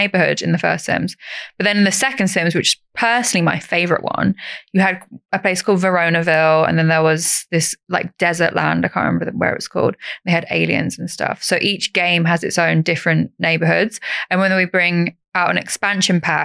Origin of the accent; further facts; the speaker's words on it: East Anglia, East of England, United Kingdom; I'm from East Anglia, so, like, Norwich is my nearest city.